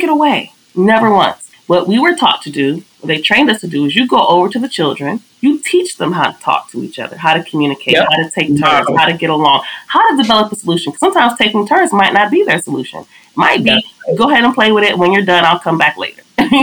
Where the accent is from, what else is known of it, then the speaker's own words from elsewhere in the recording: Los Angeles, California, United States; I'm from South Central Los Angeles.